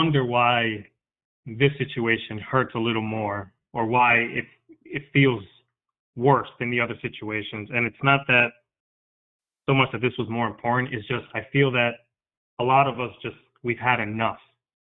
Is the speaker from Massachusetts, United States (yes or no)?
no; New York, United States; my parents are Dominican. I'm Dominican, but I was born in New York